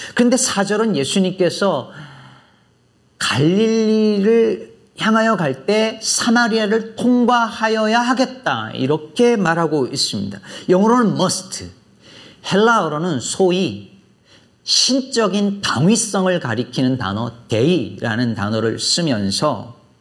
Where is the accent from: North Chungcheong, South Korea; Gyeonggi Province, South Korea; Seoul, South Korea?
North Chungcheong, South Korea; Jecheon; now in Chicago, United States; 제 고향이 충북 제천인데